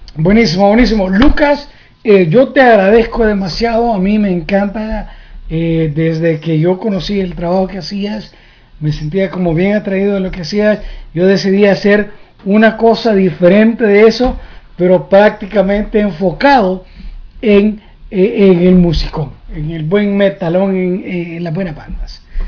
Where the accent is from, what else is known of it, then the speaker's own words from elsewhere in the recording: El Salvador; now in United States; como un salvadoreño viviendo en Estados Unidos